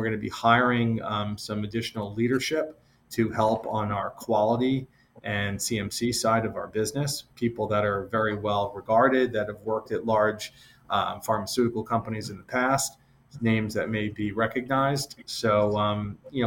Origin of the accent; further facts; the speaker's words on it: a small town outside of Boston, Massachusetts, United States; now in New York, United States; I grew up in the Northeast, the small town outside of Boston